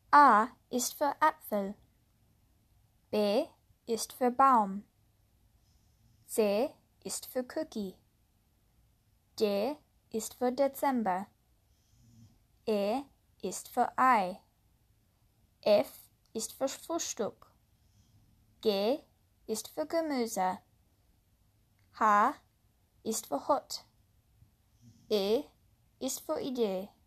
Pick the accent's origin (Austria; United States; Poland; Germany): United States; first language English; German is a second language; Ich bin in Amerika geboren und äh, aufgewachsen, also ist meine Muttersprache Englisch.